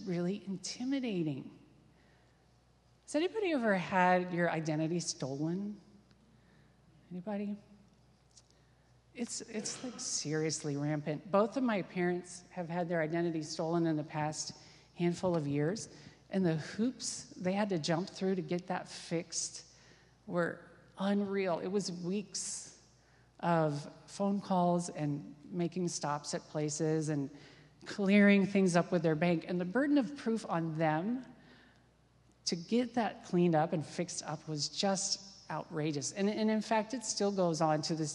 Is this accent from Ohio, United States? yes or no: yes; Wickliffe, Ohio, United States; I grew up in Wycliffe, which is a little town on the east side of Cleveland.